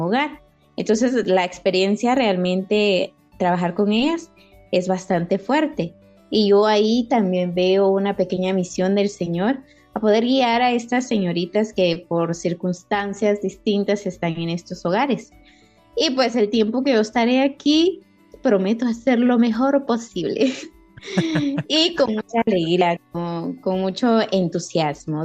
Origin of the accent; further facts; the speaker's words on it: San José Pinula, Guatemala Department, Guatemala; de aquí, de un lugar bello de Guatemala, se llama San José Pinula